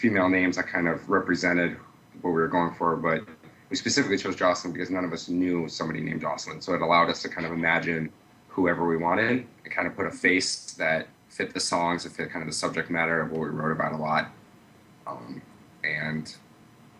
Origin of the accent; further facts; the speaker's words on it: Iowa City, Iowa, United States; I'm from Iowa City, Iowa.